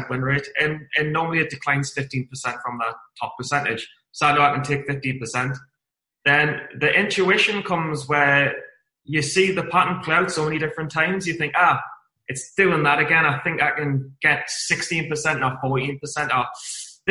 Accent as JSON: {"language": "English", "town": "Newcastle upon Tyne", "region": "North East England", "country": "United Kingdom", "said": "I'm from Newcastle in England, and it's the northeast of England"}